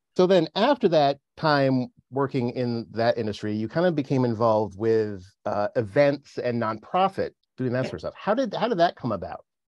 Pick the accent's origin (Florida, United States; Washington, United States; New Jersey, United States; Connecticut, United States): Connecticut, United States; New Milford; I grew up in New Milford